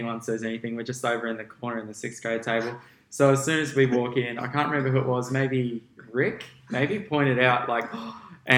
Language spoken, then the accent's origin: English; Gold Coast, Queensland, Australia; I was born on the Gold Coast. I lived here all my life.